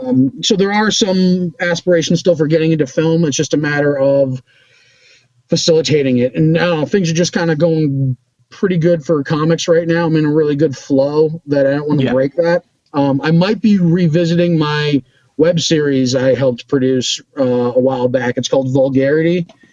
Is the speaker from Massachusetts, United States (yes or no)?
yes; Boston, Massachusetts, United States; but I'm from Boston. There's not really Western out this way.